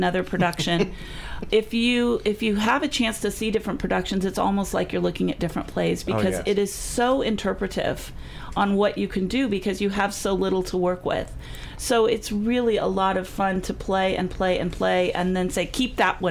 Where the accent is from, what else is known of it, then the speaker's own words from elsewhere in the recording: San Diego, California, United States; now in Missouri, United States; I'm from La Jolla.